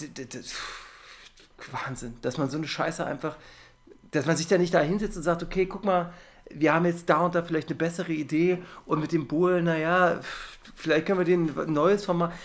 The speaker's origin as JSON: {"language": "German", "country": "Germany", "said": "als Deutscher"}